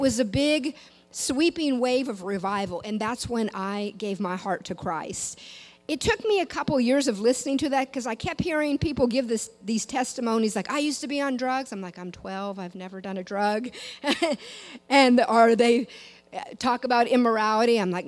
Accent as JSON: {"language": "English", "region": "Washington", "country": "United States", "tie": "born or raised there", "lives_now": "Louisiana, United States", "said": "I did not grow up in Louisiana. Some of you maybe can tell that by my accent. I still have people say, where are you from?"}